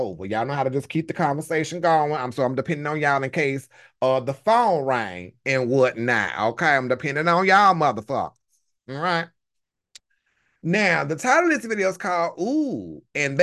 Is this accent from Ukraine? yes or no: no; the rural South, United States; I'm from the South. I'm from the rural South